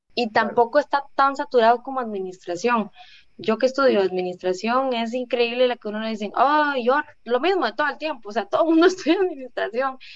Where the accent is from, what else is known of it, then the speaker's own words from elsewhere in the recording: Guápiles, Limón, Costa Rica; Yo soy de acá de Guapiles